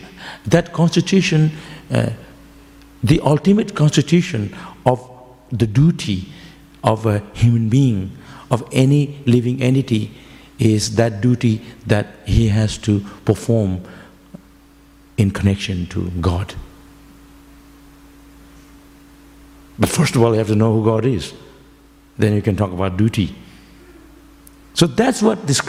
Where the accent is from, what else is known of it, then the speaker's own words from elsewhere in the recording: West Bengal, India; now in Melbourne, Australia; I'm from Bengal, we say samsara varadharma